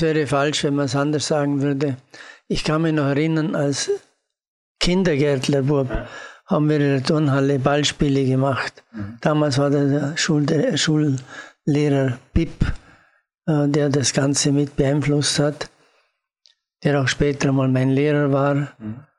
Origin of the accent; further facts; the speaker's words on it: Austria; als Österreicher